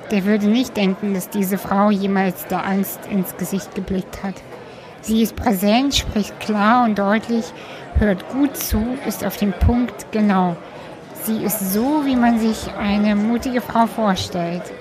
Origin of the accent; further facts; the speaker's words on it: Cologne, North Rhine-Westphalia, Germany; Schön, dass wir uns ähm, heute in Köln treffen. Stimmt, genau. Äh, in meiner Heimat sozusagen.